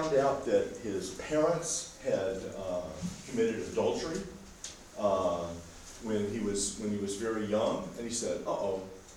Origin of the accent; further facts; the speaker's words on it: United States; I'm from America